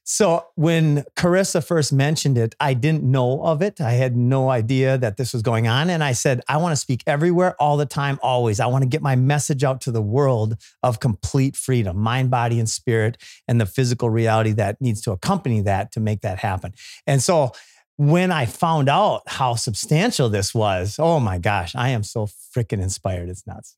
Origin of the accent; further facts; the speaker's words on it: Minnesota, United States; I grew up in Minnesota